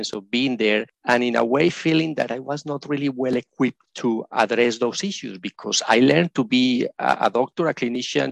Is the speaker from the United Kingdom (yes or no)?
no; Colombia; moved away as an adult; now in Australia; I am originally from Colombia in South America, and I was trained as a medical practitioner there